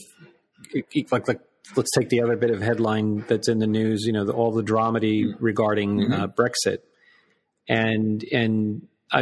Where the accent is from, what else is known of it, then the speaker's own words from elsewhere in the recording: United States; as an American